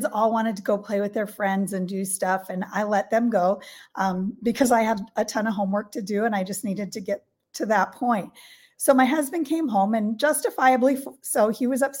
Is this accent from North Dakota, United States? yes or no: yes; North Dakota, United States; I grew up in North Dakota in a little rural community in a farm family, a town of about 2,000 people.